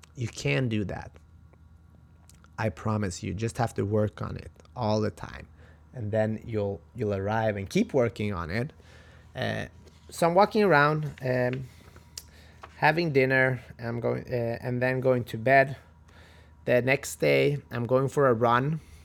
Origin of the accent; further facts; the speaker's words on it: Halmstad, Halland County, Sweden; moved away; my hometown, in Sweden, Halmstad.